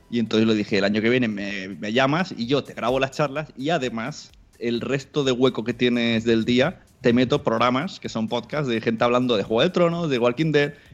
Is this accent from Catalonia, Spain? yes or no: yes; Palau-solità i Plegamans, Catalonia, Spain; mi pueblo, Palau Solita de Plegamans, entre Mollet, Sabadell y Rogers, para situarnos mejor, a 30 kilómetros de Barcelona.